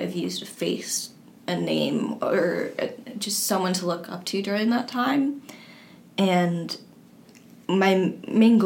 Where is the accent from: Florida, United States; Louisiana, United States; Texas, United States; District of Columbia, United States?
District of Columbia, United States; Washington; I'm from Washington, D.C.